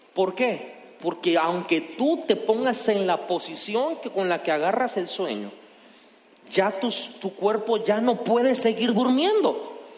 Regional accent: Mexico; como mexicanos nosotros

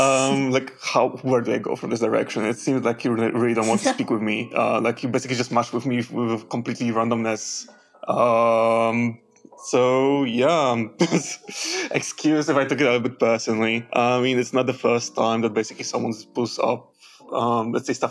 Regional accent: Poland; now in Netherlands; I am from Poland, and I'm currently living in the Netherlands

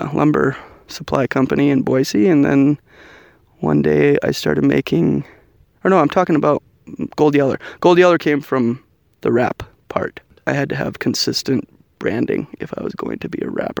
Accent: Canada; now in United States; I am a Canadian living in the United States of America

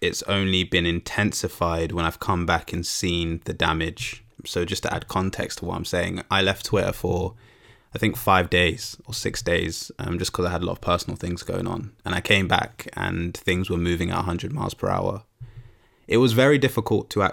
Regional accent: United Kingdom; as Black British people

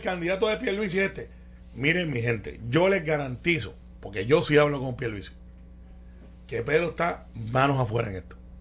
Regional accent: Guaynabo, Puerto Rico; Como yo soy de Guainabo

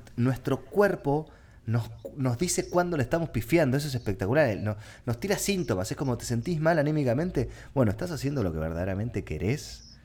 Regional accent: Argentina; para sobrevivir en mi país tuve que mutar a ser creador de contenido

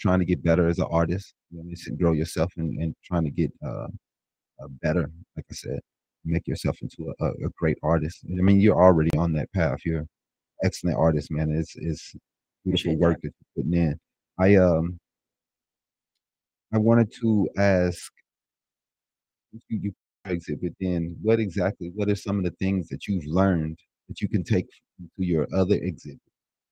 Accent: St. Louis, Missouri, United States; now in Phoenix, United States; I'm from St. Louis

